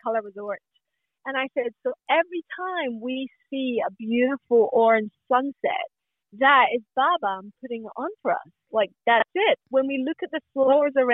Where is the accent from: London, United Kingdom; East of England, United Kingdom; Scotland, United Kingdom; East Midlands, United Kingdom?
Scotland, United Kingdom; Glasgow; now in Australia; I was born in Glasgow in Scotland.